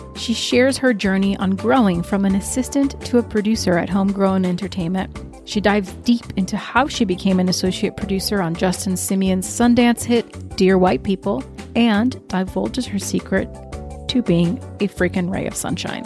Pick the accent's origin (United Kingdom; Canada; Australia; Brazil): Brazil; moved away; also born or lived in Richmond, Virginia